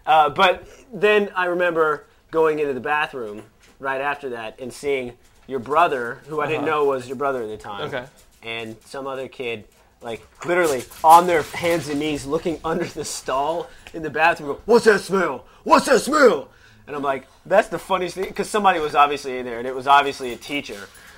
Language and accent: English; San Antonio, Texas, United States; I grew up in San Antonio.